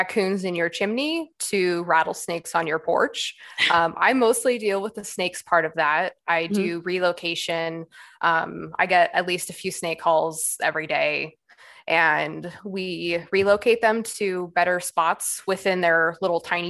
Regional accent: Bay Area, California, United States; moved away as an adult; now in Arizona, United States; I'm actually from California. Okay. Bay Area, all around there, whole life until I was 18

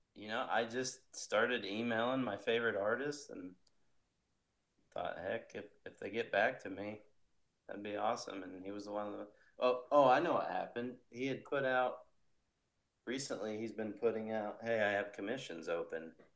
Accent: Indiana, United States; I'm from Indiana, so I kind of been sticking to the Midwest

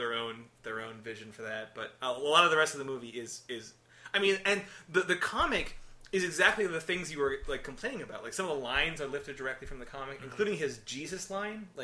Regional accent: Chicago, Illinois, United States; Chicago, which is where we're from

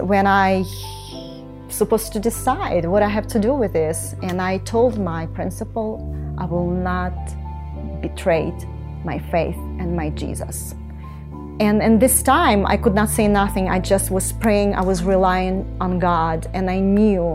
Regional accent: Ukraine; I was born in Ukraine in 1968

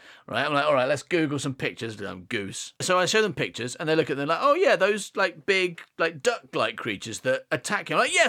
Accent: Coalville, East Midlands, United Kingdom; accent: northern; That's because we grew up in a place with a fairly strong northern accent. Although we're from the Midlands, Coville has a weird northern accent in the middle of Leicestershire.

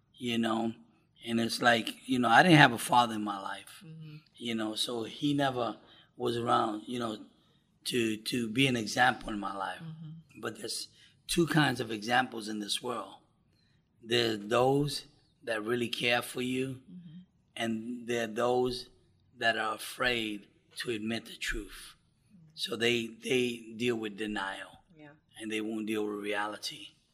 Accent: New York, United States; I grew up in New York

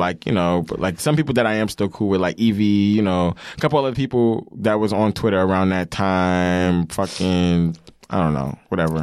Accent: Long Island, New York, United States; where I'm from, L

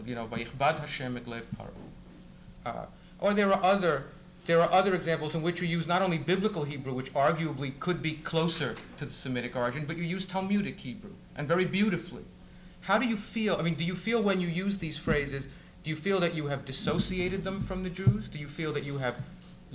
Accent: United States; I'm an American

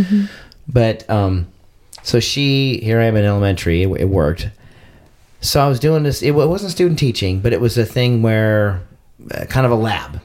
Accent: Arcadia, California, United States; now in San Diego, United States; I grew up in Arcadia, California

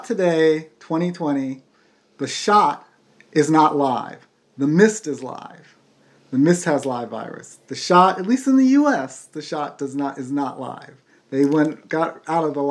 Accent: United States; we're American, so, you know, we do our own thing with English sometimes

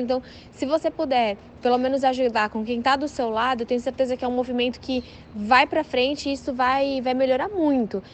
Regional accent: São Paulo, Brazil; Eu sou de São Paulo

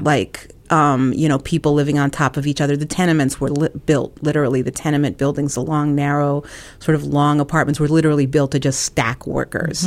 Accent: New York, United States; moved away as an adult; now in Ohio, United States; I grew up on the Lower East Side, the East Village. Um, I grew up in public housing with my mother.

